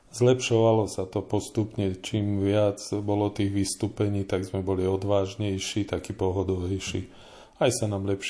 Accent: Žilina Region, Slovakia; now in Poruba, Slovakia; keďže pochádzam z Turca a tuto som len pristahovalec

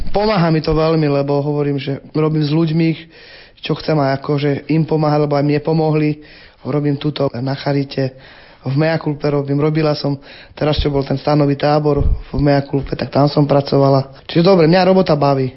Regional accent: Bernolákovo, Bratislava Region, Slovakia; also born or lived in Zlaté Moravce; now in Bratislava, Slovakia; Pochádzam z Bratislavy, vyrastala som v detskom domove v Bernolakove

